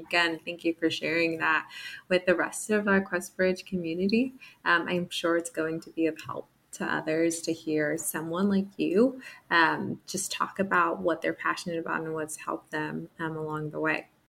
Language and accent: English; New Jersey, United States; I'm a fellow um, East Coaster from Jersey